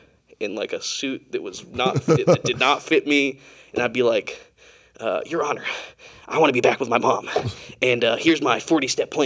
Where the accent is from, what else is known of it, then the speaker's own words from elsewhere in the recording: Jefferson County, Ohio, United States; moved away; I'm from Ohio originally